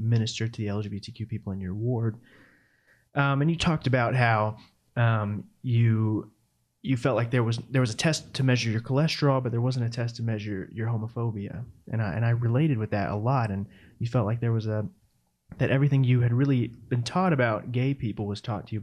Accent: South Carolina, United States; now in Atlanta, United States; I actually live in Atlanta and I was raised in South Carolina

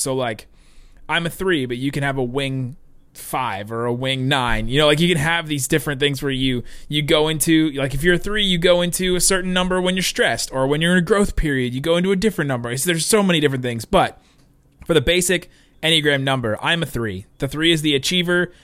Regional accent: Cincinnati, Ohio, United States; also born or lived in Los Angeles, California; I grew up in Cincinnati

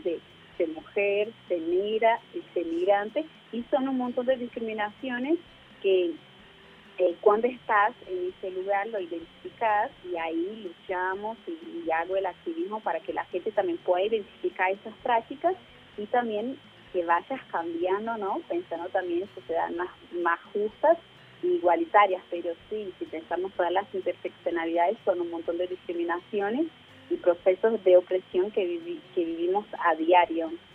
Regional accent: Brazil; now in Argentina; nací en Brasil

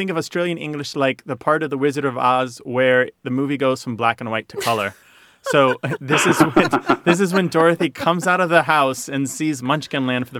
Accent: Midwest, United States; I grew up with this in the Midwest.

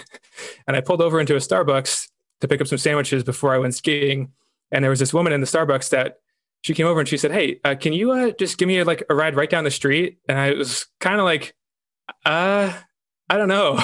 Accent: New York, United States; I was from New York.

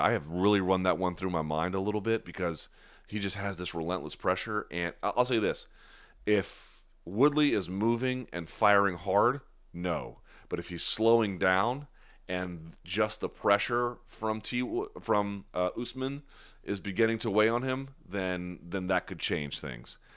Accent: New Delhi, Delhi, India; I was born in India. I was born in New Delhi.

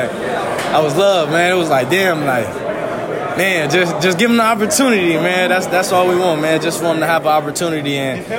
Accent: West Coast, United States; I'm, I'm, I'm from the West Coast, so it's you know going out to the East Coast at first it was it was different coming out here.

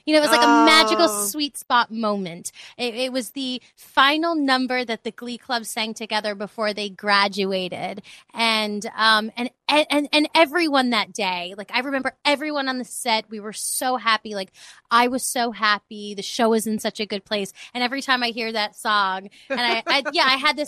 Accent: New York City, New York, United States; moved away as an adult; now in Los Angeles, United States; I grew up in the Bronx. I'm from New York.

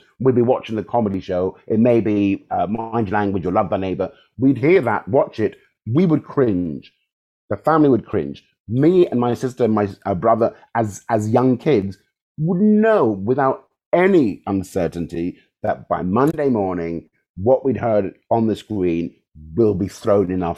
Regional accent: London, United Kingdom; also born or lived in Chelsea / Wimbledon / Hammersmith; Balham, Southwest 12, is kind of where I grew

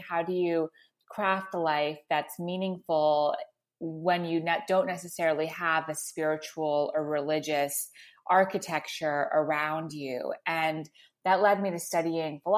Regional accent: Montreal, Quebec, Canada; I grew up in Montreal

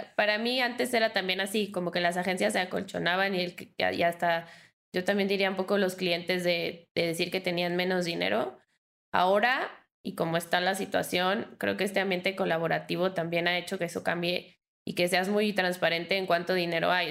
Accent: Mexico; soy mujer, soy mexicana

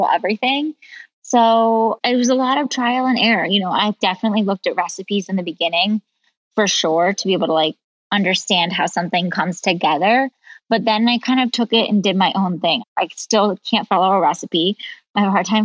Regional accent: Colorado, United States; also born or lived in Ohio; we moved to Colorado when I was in sixth grade

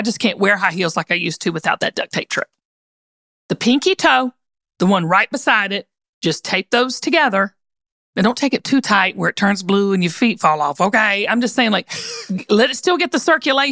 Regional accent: the South, United States; growing up in the South

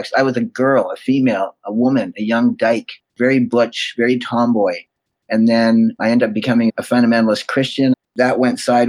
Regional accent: Winnipeg, Manitoba, Canada; moved away; I was born in Winnipeg, Manitoba.

